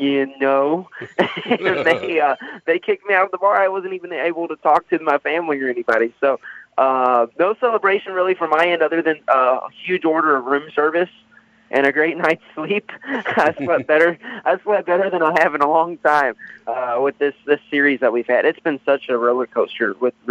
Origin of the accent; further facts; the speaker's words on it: Louisville, Kentucky, United States; I'm from Louisville, Kentucky, born and raised here, still live here.